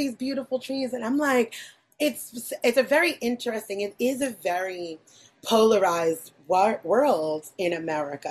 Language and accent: English; New York City, New York, United States; I'm from New York City